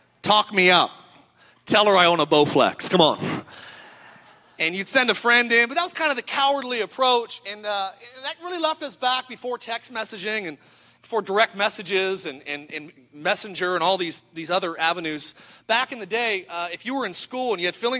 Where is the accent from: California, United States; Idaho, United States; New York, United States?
Idaho, United States; I'm from Idaho